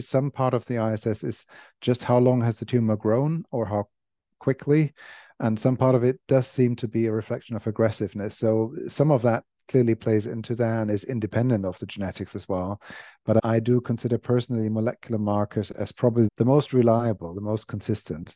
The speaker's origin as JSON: {"language": "English", "country": "Germany", "tie": "born or raised there", "moved": "as an adult", "lives_now": "London, United Kingdom", "said": "I grew up in Germany, was born in Germany, grew up in Germany, went to uni in Germany"}